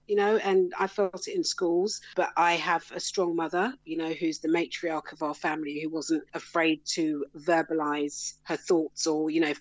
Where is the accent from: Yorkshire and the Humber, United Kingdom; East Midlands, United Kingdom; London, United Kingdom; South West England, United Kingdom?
London, United Kingdom; also born or lived in Brixton / Croydon; I grew up in South London, so I'm a London girl